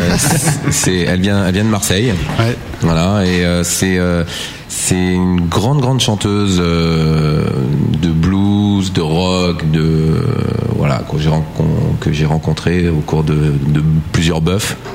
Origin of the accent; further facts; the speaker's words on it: Michigan, United States; accent: Michigan; j'ai commencé à chanter et comme avec mon accent euh, Michigan, Michigan quoi.